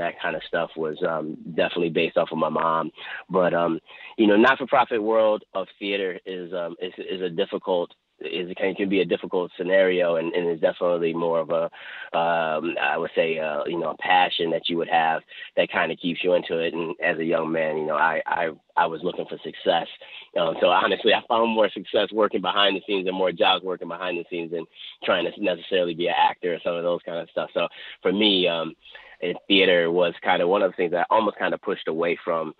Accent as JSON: {"language": "English", "town": "Buffalo", "region": "New York", "country": "United States", "tie": "born or raised there", "said": "Grew up on the west side of Buffalo on Norwood Avenue"}